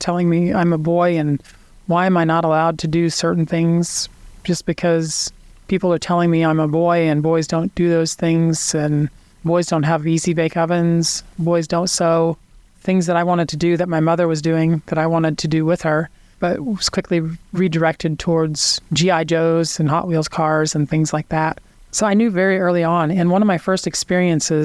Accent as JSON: {"language": "English", "town": "Kansas City", "region": "Missouri", "country": "United States", "tie": "born or raised there", "said": "I grew up in Kansas City to Hickman Mills High School many years ago"}